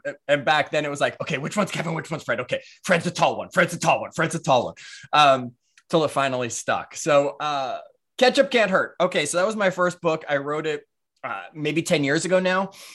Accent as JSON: {"language": "English", "town": "Toronto", "region": "Ontario", "country": "Canada", "tie": "born or raised there", "also_born_or_lived": "New York / Clearwater, Florida", "moved": "as an adult", "said": "I was born in New York, raised in Toronto, actually, when my parents divorced."}